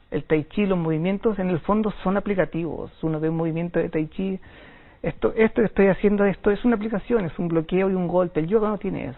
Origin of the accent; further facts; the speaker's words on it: Chile; moved away as an adult; now in China; soy de Chile, soy chileno. Llevo en China nueve años.